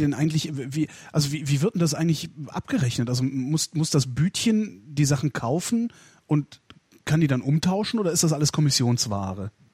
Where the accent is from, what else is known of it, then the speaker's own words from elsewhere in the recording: North Rhine-Westphalia, Germany; aus Nordrhein-Westfalen, wo ich herkomme